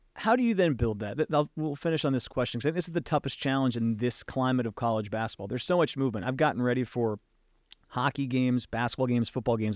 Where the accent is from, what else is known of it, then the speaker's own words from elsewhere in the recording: West Coast, United States; I grew up watching Duke on the West Coast